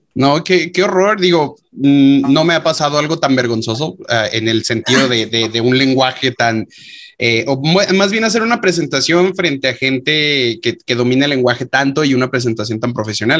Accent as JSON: {"language": "Spanish", "country": "Mexico", "said": "nosotros como mexicanos"}